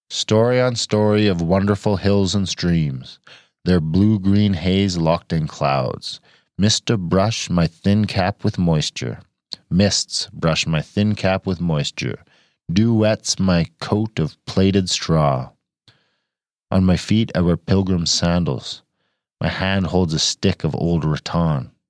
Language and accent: English; California, United States; the boys in the chats who called me a commie because I am from California.